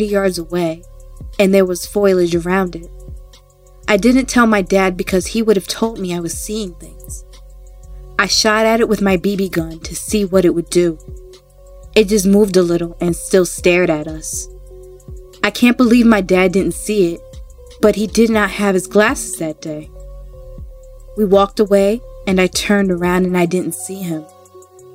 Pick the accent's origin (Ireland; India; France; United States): United States; New York; I am from New York